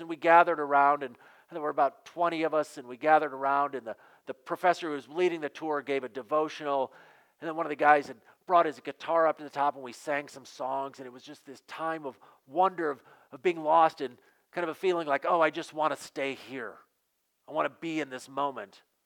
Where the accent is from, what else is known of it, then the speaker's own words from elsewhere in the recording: Western Michigan, United States; growing up in Western Michigan there is a value that's built into us